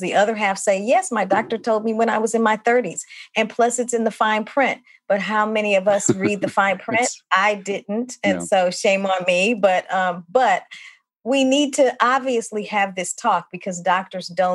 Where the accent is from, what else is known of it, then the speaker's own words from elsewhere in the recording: St. Louis, Missouri, United States; moved away as an adult; now in Milwaukee, United States; I am originally from St. Louis, Missouri. I've lived in Milwaukee now more than 25 years